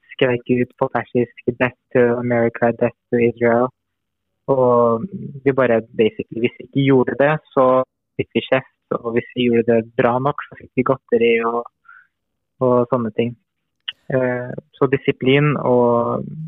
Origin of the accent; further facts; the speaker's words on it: Iran; now in Norway; jeg vokste opp jo i Iran